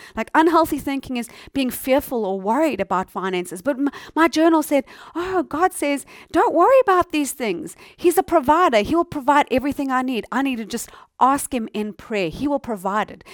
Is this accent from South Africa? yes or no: yes; South Africa; I'm from South Africa